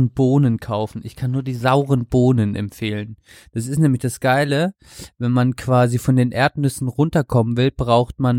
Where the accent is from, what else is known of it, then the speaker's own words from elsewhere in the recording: Baden-Württemberg, Germany; Und ich bin, ich komme aus Baden-Württemberg, gell?